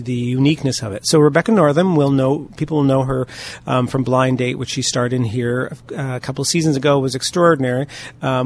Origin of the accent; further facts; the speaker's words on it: London, Ontario, Canada; I grew up here in London